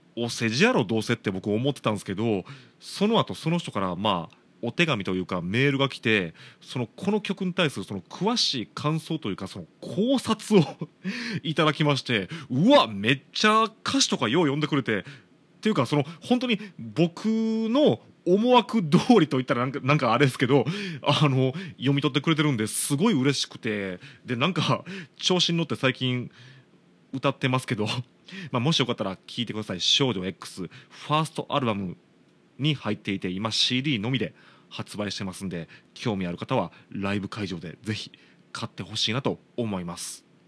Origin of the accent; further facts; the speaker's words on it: Shiga, Japan; 僕の地元滋賀県滋賀町って